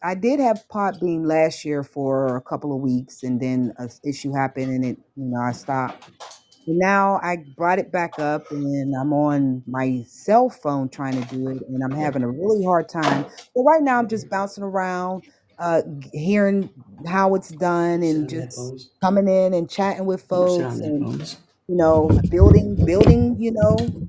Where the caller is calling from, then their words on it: Pittsburgh, Pennsylvania, United States; I am located near the Pittsburgh Corporation.